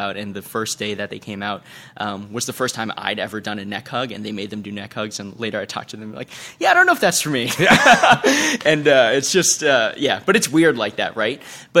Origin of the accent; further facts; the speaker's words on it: East Coast, United States; You know, I come from the East Coast where everyone's just kind of a little uptight and we walk a little too fast.